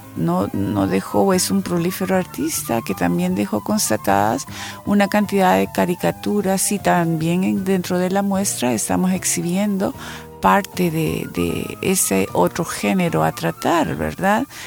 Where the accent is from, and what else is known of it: El Salvador